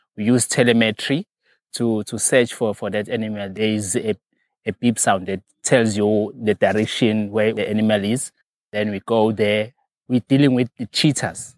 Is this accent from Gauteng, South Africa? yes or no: no; near Hluhluwe, KwaZulu-Natal, South Africa; also born or lived in Mdugu; I was not born here, but, uh, I grew up at, uh, another place called Otaganeni. It's under the section, uh, around Hluhluwe.